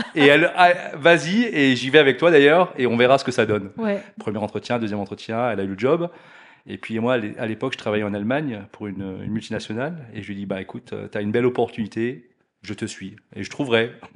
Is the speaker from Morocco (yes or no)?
no; Alsace, Grand Est, France; moved away as an adult; now in Blonay, Switzerland; à la base, je suis alsacien, donc pas très loin d'ici non plus